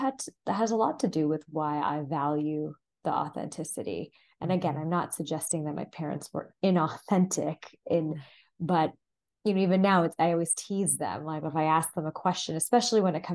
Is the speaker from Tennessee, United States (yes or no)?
no; Southern California, United States; My brother and I were first generation, we're born and raised in Southern California to Indian parents